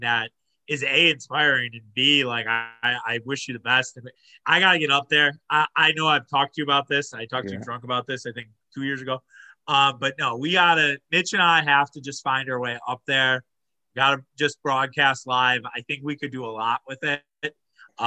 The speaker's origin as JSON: {"language": "English", "town": "Wauwatosa", "region": "Wisconsin", "country": "United States", "said": "I'm from Wauwatosa, and Wauwatosa is big"}